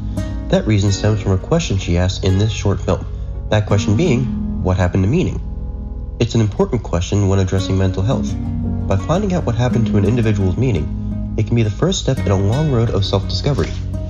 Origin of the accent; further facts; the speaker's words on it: Atlanta, Georgia, United States; I am from Atlanta, Georgia